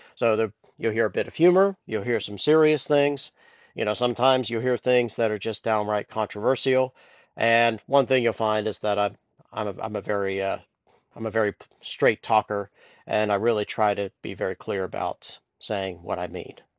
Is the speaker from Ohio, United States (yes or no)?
yes; Columbus, Ohio, United States; moved away as an adult; also born or lived in Temple Terrace, Florida / Tennessee; now in Dublin, Ireland; I grew up in Columbus, Ohio